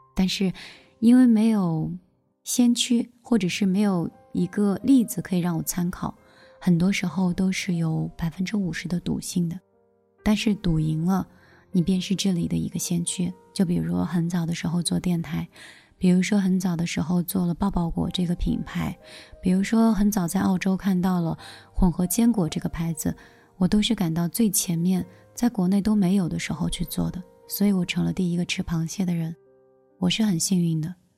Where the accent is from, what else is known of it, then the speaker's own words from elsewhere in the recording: China; 我们中国人